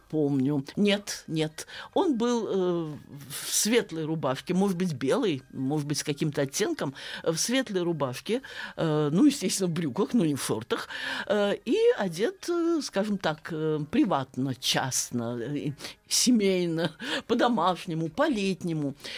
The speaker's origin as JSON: {"language": "Russian", "town": "Saratov", "region": "Saratov Oblast", "country": "Russia", "tie": "born or raised there", "said": "я э, родилась и росла в Саратове"}